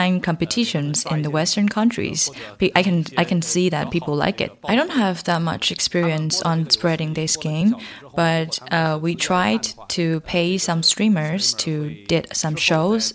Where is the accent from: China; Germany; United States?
China; Manchuria, Northeast China; I'm from the Manchuria, so this game, most of the texts in it are based on my way of speaking